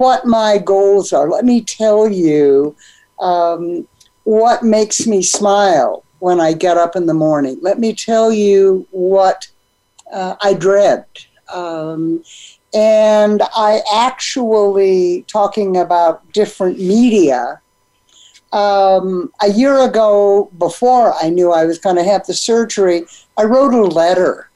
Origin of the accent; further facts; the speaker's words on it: San Diego, California, United States; now in New Mexico, United States; growing up on the Pacific Ocean in San Diego